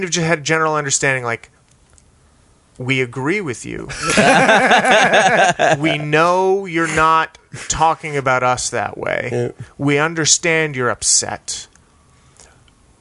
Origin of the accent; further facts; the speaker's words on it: El Paso, Texas, United States; also born or lived in Cleveland, Ohio; I was born in Cleveland, Ohio, and then moved to El Paso, Texas when I was 4